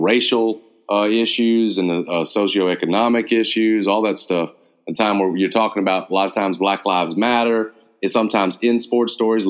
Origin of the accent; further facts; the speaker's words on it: Memphis, Tennessee, United States; after growing up in Memphis and you're in your, you've lived Memphis